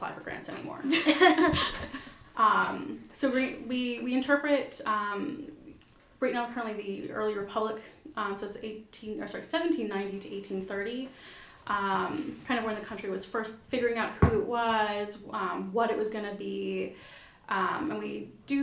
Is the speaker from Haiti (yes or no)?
no; Canada; moved away as an adult; now in Delaware, United States; I'm actually Canadian